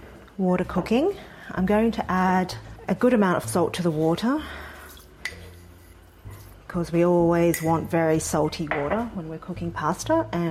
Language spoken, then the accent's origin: English; Sydney, New South Wales, Australia; now in United States; My family and I moved to the US from Sydney, Australia about 6 years ago